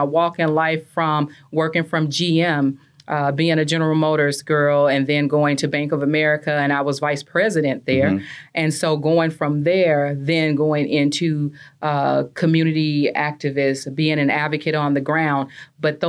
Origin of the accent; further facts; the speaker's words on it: Louisiana, United States; also born or lived in Acres Homes, Houston, Texas; now in Houston, United States; I am originally from Louisiana. I'm a Louisiana girl, born and raised, and now I'm an Acres Homes girl.